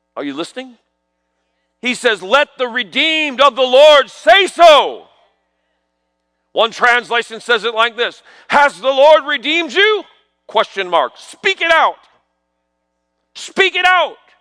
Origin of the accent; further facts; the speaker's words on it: New York, United States; I grew up in New York